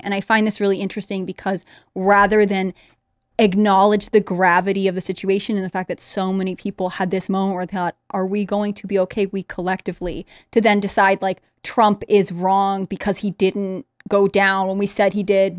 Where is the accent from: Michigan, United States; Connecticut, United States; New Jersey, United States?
Connecticut, United States; I grew up in Connecticut